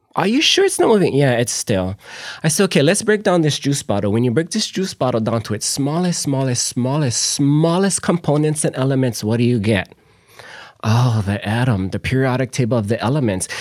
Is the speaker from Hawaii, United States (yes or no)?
yes; Na'alehu, Hawaii, United States; also born or lived in New Hampshire / California; I was born and raised in Na'alehu